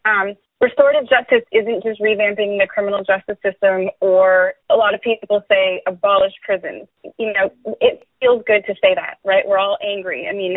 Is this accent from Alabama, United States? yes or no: no; Oakland, California, United States; I'm a Bay Area native. I was born and raised in Oakland. I've always lived in the Bay Area all my life, you know, in my mid-40s.